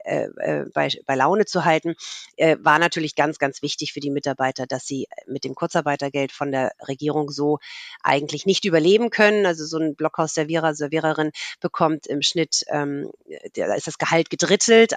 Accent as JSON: {"language": "German", "region": "Hamburg", "country": "Germany", "tie": "born or raised there", "also_born_or_lived": "Munich / France", "said": "Ich bin in Hamburg geboren, habe hier Abitur gemacht"}